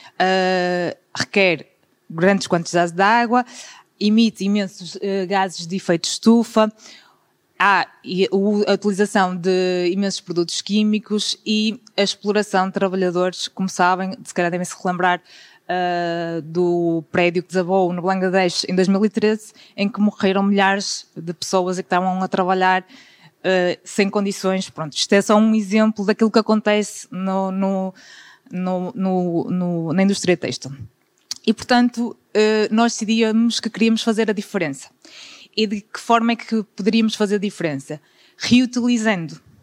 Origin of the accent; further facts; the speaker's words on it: Guimarães, Norte, Portugal; sou de Guimarães